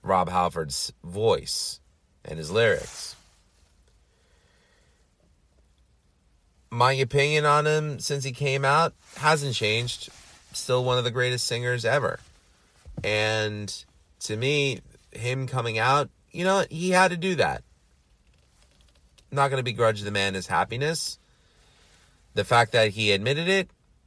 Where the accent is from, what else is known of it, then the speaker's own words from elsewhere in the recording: New York City, New York, United States; I'm from New York City